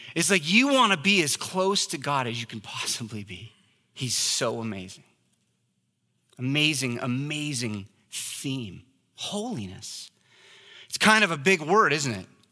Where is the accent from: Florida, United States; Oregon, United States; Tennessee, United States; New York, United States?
Oregon, United States; I was raised in Oregon